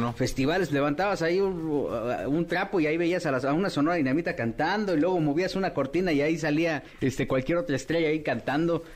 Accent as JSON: {"language": "Spanish", "country": "Mexico", "said": "como mexicano"}